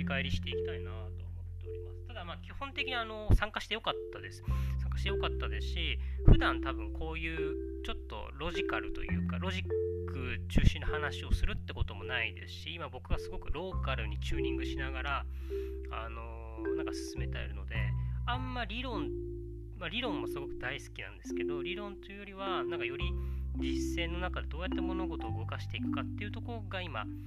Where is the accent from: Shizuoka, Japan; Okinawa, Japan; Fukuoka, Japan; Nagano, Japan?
Okinawa, Japan; 沖縄僕が出 身の沖縄